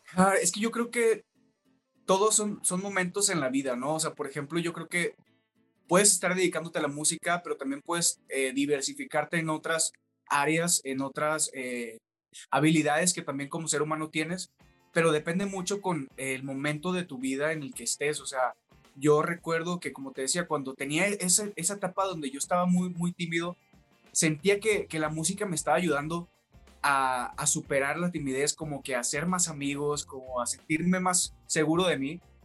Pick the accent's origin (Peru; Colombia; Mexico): Mexico; Los Mochis, Sinaloa; moved away as an adult; now in Mexico City, Mexico; empecé a cantar en, en Mochis, que es de donde yo soy